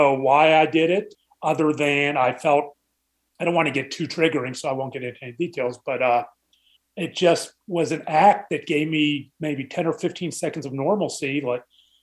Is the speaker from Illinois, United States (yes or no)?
no; Pittsburgh, Pennsylvania, United States; moved away as an adult; now in Dallas, United States; I was born and raised in Pittsburgh.